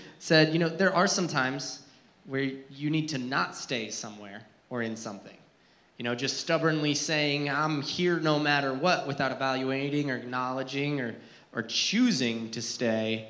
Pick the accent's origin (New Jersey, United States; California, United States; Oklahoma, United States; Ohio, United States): New Jersey, United States; I grew up in New Jersey, and yeah, there's woods in New Jersey. I actually lived in a mountainy area, very rural Jersey